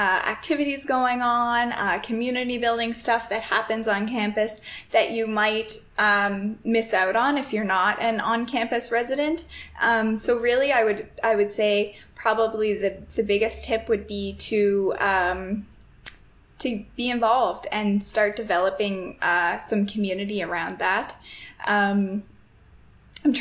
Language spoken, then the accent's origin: English; Canada; moved away as an adult; also born or lived in Toronto; my first few years in university, I stayed in my hometown, so I lived with my family